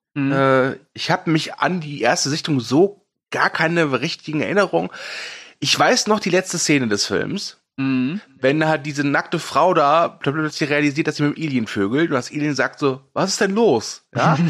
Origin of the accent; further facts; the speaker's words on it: Ruhr area, North Rhine-Westphalia, Germany; ich komme aus dem Pott